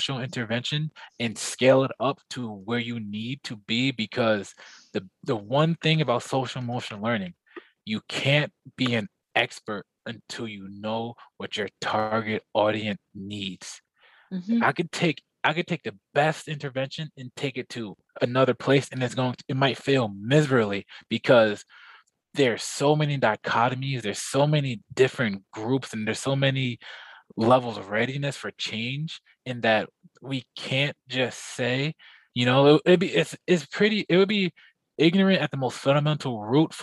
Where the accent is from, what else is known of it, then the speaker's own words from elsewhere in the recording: Plainfield, New Jersey, United States; growing up in Plainfield